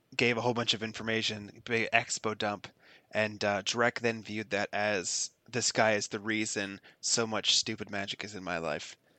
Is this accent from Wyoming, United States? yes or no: no; Florida, United States; I'm from Florida